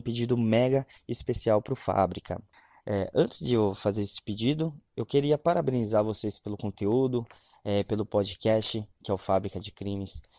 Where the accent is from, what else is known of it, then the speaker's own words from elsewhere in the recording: Goiânia, Goiás, Brazil; eu sou de Goiânia